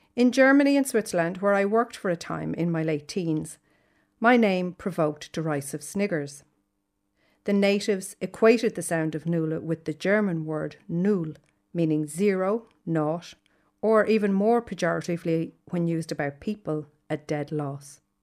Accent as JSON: {"language": "English", "town": "Dublin", "region": "Leinster", "country": "Ireland", "moved": "yes", "lives_now": "Galway, Ireland", "said": "I live in Galway, but I'm from Dublin originally"}